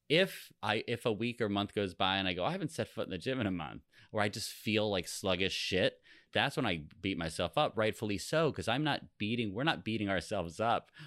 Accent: East Coast of New Jersey, United States; we grew up on the on the East Coast of New Jersey

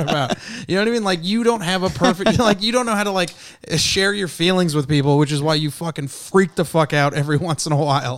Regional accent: San Jose, California, United States; I'm from San Jose

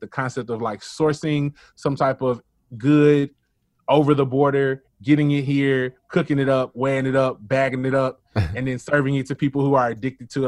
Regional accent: Memphis, Tennessee, United States; growing up for me as a Black male in Memphis, um, I grew up in White Haven

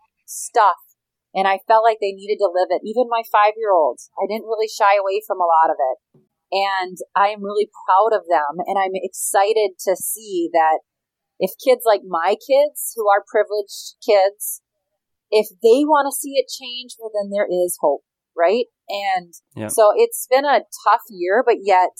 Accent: Minnesota, United States; I loved growing up here. I love being from here.

